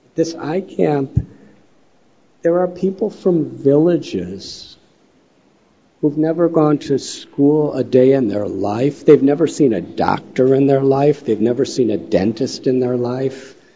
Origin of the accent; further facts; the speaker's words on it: Chicago, Illinois, United States; moved away; I'm from Chicago